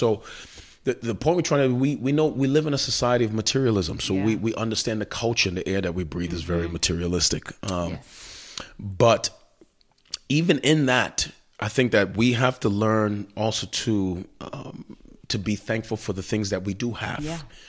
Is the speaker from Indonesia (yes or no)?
no; Queens, New York, United States; not knowing that I come from Queens. My parents were working, you know, jobs. I'm a latchkey kid.